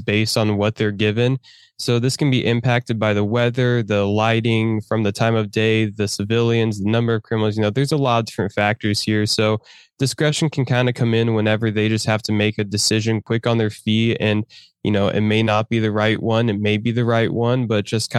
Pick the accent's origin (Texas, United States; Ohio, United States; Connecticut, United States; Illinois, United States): Illinois, United States; Hopedale; also born or lived in Peoria, Illinois; I was born in Peoria, Illinois, and I grew up in Hopedale